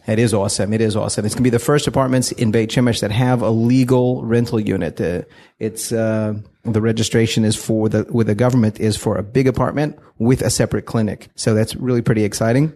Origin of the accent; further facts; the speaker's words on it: Fort Worth, Texas, United States; moved away as an adult; now in Israel; We're, we're from Fort Worth, Texas